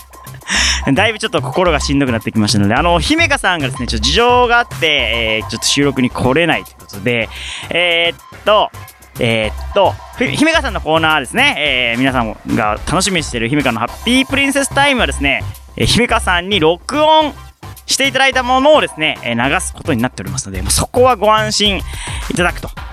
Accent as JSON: {"language": "Japanese", "region": "Fukuoka", "country": "Japan", "tie": "born or raised there", "moved": "yes"}